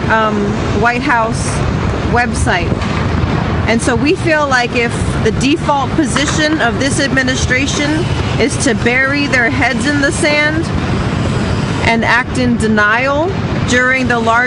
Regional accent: San Francisco, California, United States; I'm from San Francisco, California

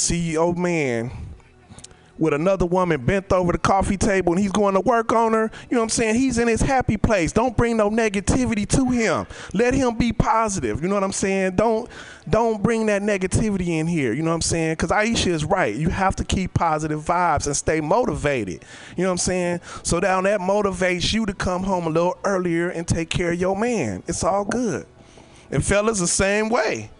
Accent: Oakland, California, United States; I'm over here from Oakland

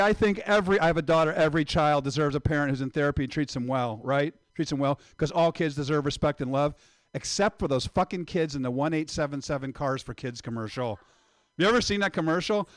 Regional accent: Indiana, United States; I am from Indiana

